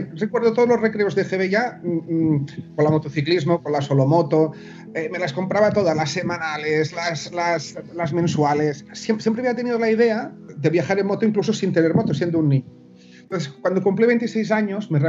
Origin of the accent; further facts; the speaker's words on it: Menorca, Balearic Islands, Spain; aquí en Menorca, yo soy de Menorca también